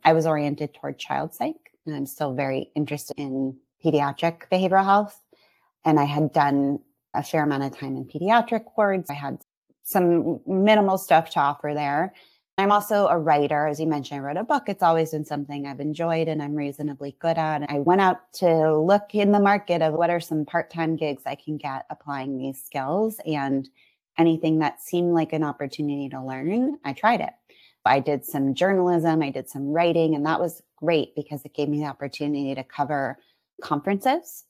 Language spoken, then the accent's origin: English; San Francisco Bay Area, California, United States; also born or lived in San Diego; I'm from this area, and we wanted to be closer to home